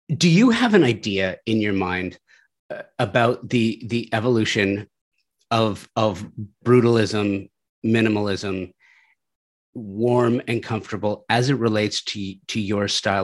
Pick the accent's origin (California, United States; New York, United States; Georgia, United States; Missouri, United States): California, United States; Southern; I grew up in Southern California. I grew up in the valley